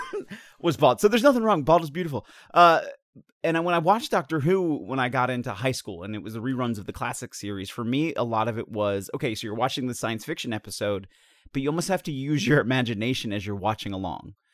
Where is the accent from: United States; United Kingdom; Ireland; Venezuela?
United States; I'm American